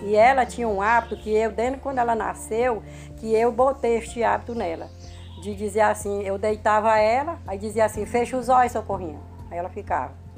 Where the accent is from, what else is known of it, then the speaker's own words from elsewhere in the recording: Brazil; outro lugarzinho pegado onde eu fui criada, no Achado